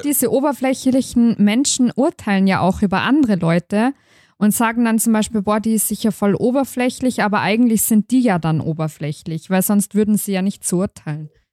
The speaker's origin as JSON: {"language": "German", "region": "Tyrol", "country": "Austria", "said": "bei uns in Tirol"}